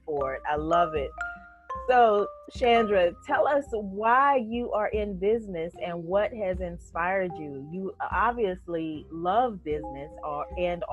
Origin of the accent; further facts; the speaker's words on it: Fayetteville, North Carolina, United States; also born or lived in Charlotte, North Carolina; I am from Fayetteville, North Carolina